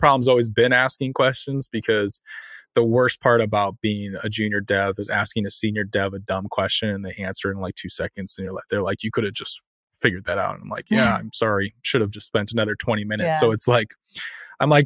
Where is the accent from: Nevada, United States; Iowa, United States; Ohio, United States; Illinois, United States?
Iowa, United States; moved away; I'm from Iowa originally